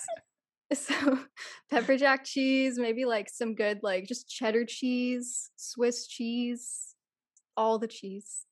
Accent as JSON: {"language": "English", "region": "California", "country": "United States", "said": "I'm Californian"}